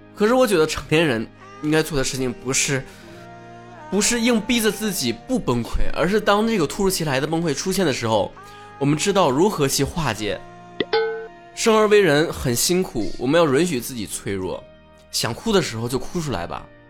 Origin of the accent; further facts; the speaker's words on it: Northeast China, China; 吃亏就吃亏到我是东北人